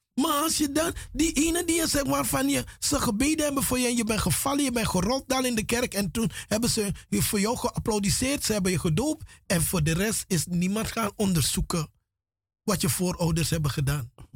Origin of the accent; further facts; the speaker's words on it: Paramaribo, Paramaribo District, Suriname; moved away as an adult; now in Netherlands; Vanaf mijn derde jaar, derde, vierde jaar ben ik in Paramaribo grootgebracht